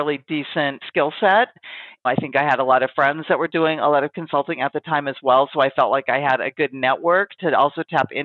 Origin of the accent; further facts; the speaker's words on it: Pacific Northwest, United States; I've kind of born and raised in the Pacific Northwest, which is where I've spent all of my life.